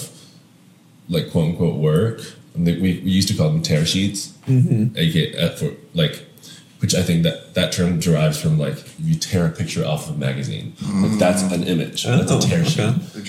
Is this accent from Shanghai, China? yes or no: yes; Shanghai, China; moved away as an adult; also born or lived in Hong Kong / Canada; now in United States; I grew up in Shanghai, Hong Kong and Shanghai